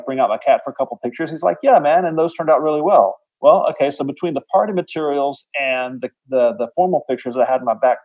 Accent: rural Alabama, United States; I grew up in Alabama, you know, surrounded by kittens

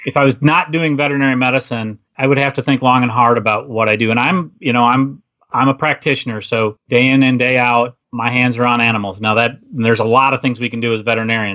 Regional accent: Wisconsin, United States; I am from Wisconsin. So if you're using that phrase, I was born and bred, raised in Wisconsin

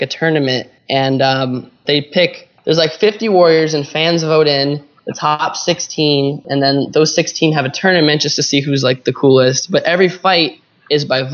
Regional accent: Columbus, Ohio, United States; now in California, United States; I am from Columbus, Ohio

